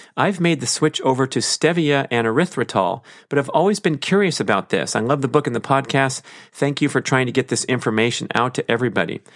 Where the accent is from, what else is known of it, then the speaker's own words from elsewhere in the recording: Los Angeles, California, United States; my background as a human growing up in Los Angeles